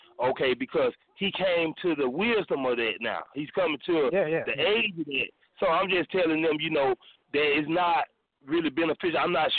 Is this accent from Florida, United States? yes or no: yes; Pensacola, Florida, United States; No, I'm from Pensacola, Florida.